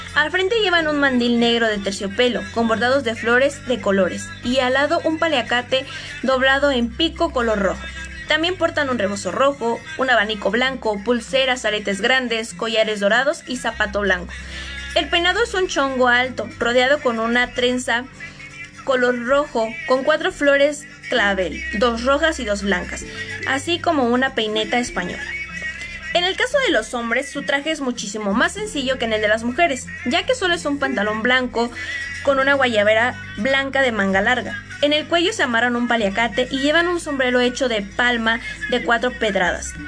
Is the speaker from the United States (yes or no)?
no; Mexico; nos representa como mexicanos